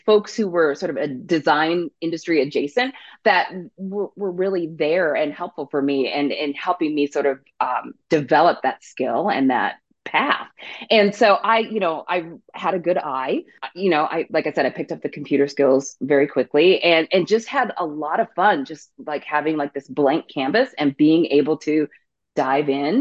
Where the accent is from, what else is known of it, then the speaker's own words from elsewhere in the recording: south of Seattle, Washington, United States; So I grew up in Washington State, a little bit south of Seattle.